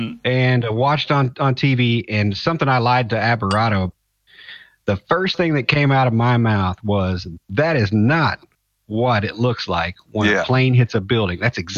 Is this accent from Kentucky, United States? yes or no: yes; Louisville, Kentucky, United States; Yeah, I'm from Louisville, Kentucky area.